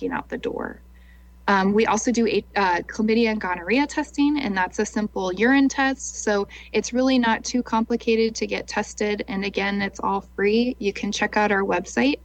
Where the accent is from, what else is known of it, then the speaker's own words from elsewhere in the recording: Lincoln, Nebraska, United States; also born or lived in Omaha, Nebraska; I'm from Lincoln, and so there was an opportunity to work in the Lincoln office